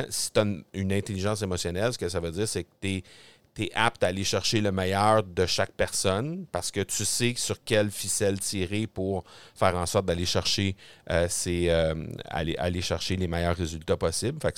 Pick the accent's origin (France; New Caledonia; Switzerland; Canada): Canada; Granby, Quebec; Granby? Oui, dans mon coin, dans mon coin de pays